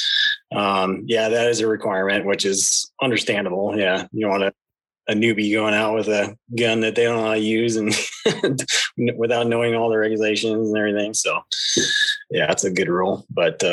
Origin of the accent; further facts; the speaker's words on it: northern Idaho, United States; I up here in northern Idaho, born and raised in Idaho here